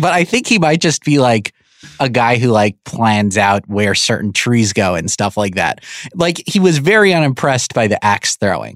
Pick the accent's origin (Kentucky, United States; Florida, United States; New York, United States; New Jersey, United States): New York, United States; I'm from New York